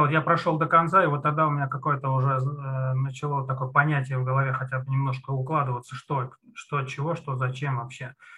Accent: Ramenskoye, Moscow Oblast, Russia; Я из Раменского, город Раменское

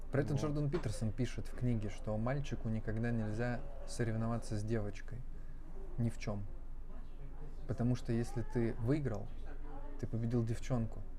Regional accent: Russia; Я россиянин, русский стендап-комик, но у меня нет ничего, я вот э, не по религиозным.

